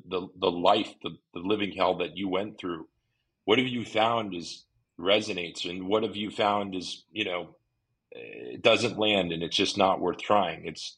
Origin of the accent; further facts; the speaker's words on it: United States; growing up in the United States during that period of time. Grew up in a Jewish family, but most of my friends were not Jewish.